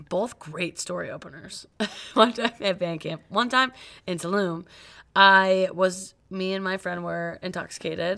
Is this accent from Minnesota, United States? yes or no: no; Cleveland, Ohio, United States; I'm from Cleveland.